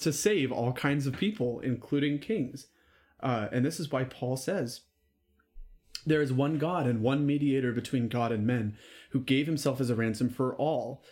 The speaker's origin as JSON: {"language": "English", "country": "United States", "said": "I'm American and I'm proud to be American."}